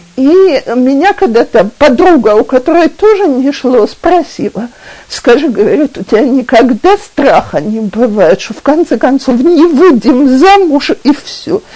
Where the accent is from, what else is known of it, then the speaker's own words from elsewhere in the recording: Russia; now in Israel; мы, э, люди из России